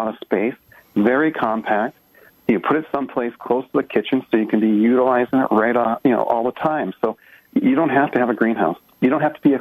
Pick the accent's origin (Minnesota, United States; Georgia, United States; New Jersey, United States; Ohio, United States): Minnesota, United States; now in Phoenix, United States; we're from Minnesota, and we're farmers there, and we didn't eat vegetables.